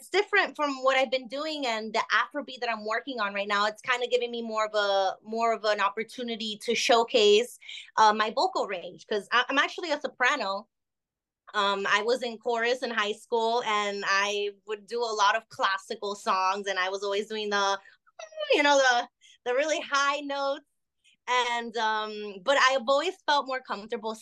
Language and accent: English; Miami, Florida, United States; also born or lived in Barquisimeto, Venezuela; I was basically raised here. I've always lived in Miami all my years.